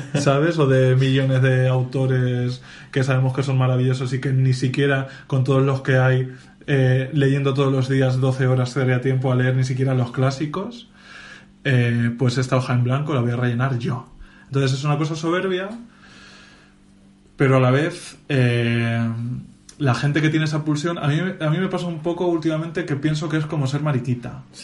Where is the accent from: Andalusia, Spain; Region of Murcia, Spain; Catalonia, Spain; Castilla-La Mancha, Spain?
Castilla-La Mancha, Spain; en mi caso encima soy manchego